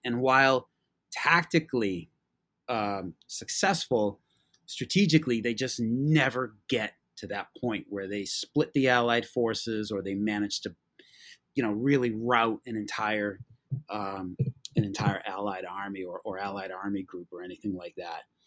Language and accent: English; Massachusetts, United States; I'm from Massachusetts